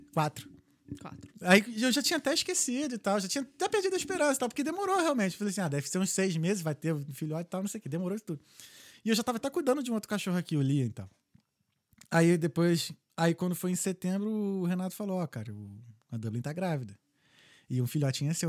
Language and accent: Portuguese; Brazil; moved away; eu sou brasileiro